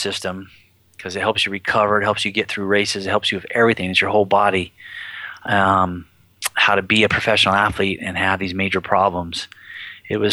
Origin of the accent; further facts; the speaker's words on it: Humboldt County, California, United States; I come from Humboldt County, which is a 65-degree weather town